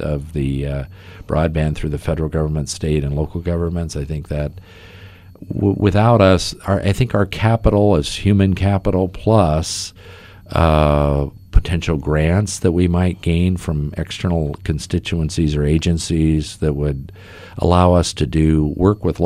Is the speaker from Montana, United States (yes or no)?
yes; Montana, United States; now in Athens, Ohio, United States; I'm originally from Montana, where I grew up